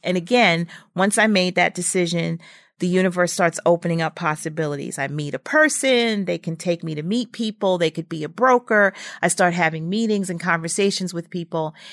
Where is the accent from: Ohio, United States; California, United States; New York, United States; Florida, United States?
New York, United States; New York City; I was from Brooklyn and, and from his neighborhood